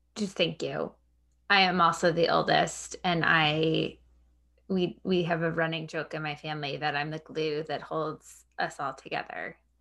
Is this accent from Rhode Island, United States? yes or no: no; Long Island, New York, United States; moved away; I grew up on Long Island